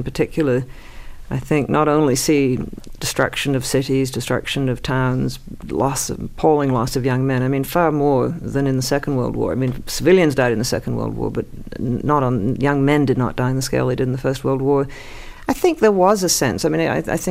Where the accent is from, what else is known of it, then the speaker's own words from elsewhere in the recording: Toronto, Ontario, Canada; I grew up in Toronto